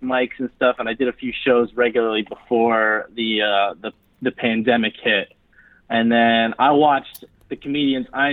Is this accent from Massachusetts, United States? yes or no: no; New York City, New York, United States; now in Brooklyn, United States; I'm from Manhattan